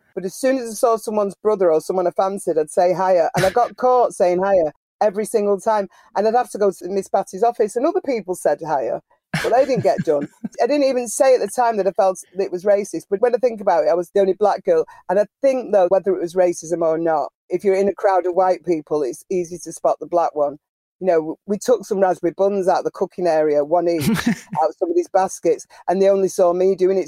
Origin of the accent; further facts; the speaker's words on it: Manchester, North West England, United Kingdom; also born or lived in Prestwich; I grew up um, Miles Platting for a bit and then Cheetham Hill